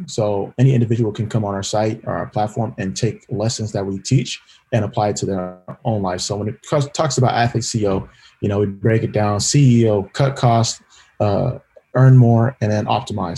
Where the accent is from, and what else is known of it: California, United States; born or raised there